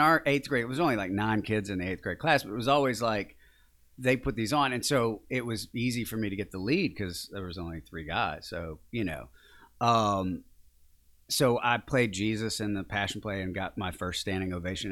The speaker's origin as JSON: {"language": "English", "town": "Mooringsport", "region": "Louisiana", "country": "United States", "tie": "born or raised there", "also_born_or_lived": "Shreveport, Louisiana / Baton Rouge, Louisiana", "said": "I grew up in a, a very small town, it's twenty miles north of, I was born in Shreveport because they're you know, no hospitals in Morningsport, Louisiana, but that's actually where I'm from"}